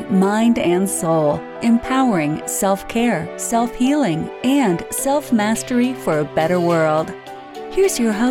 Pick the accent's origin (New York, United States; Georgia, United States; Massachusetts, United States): New York, United States; also born or lived in Vermont; now in Oakland, United States; I am in Oakland, California. I'm originally from New York and I lived in Vermont for seven years.